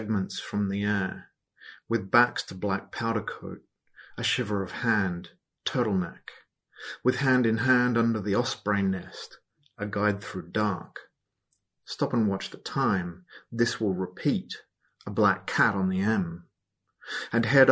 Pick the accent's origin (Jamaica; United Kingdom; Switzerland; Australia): Australia; Perth, Western Australia; I'm from Perth on Whadjuk country